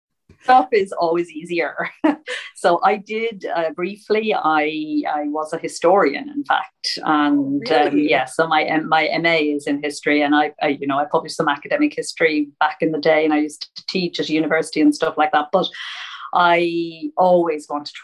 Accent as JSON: {"language": "English", "country": "Ireland", "also_born_or_lived": "St Leonards-on-Sea, England", "moved": "yes", "lives_now": "London, United Kingdom", "said": "I'm an Irish indie author. I live in London, though, London, England, and St. Leonard's-on-Sea."}